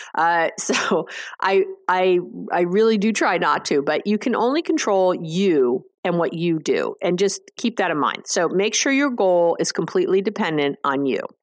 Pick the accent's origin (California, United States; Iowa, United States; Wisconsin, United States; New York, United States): New York, United States; I'm a Jew from New York